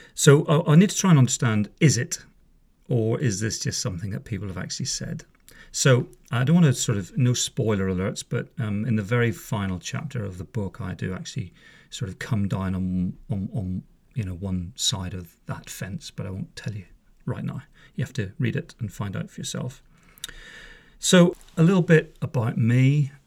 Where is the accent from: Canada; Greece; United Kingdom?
United Kingdom; just south of Belfast, Northern Ireland; I'm from Northern Ireland originally. I was born in, uh, a place just south of Belfast in, uh, nineteen sixty-five. Grew up there